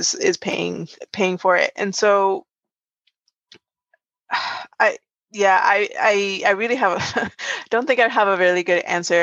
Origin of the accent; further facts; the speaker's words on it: Puerto Rico; now in United States; I'm originally from Puerto Rico. So in the US, I'm an ethnic minority as well.